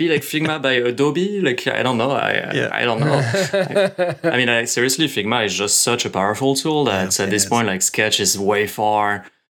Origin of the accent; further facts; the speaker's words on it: Béziers, Occitania, France; moved away; I'm from Béziers, which is south. It's pretty close from Spain.